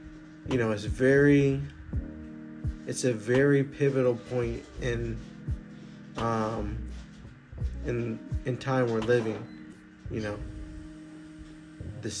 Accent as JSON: {"language": "English", "country": "United States", "said": "we as African American people"}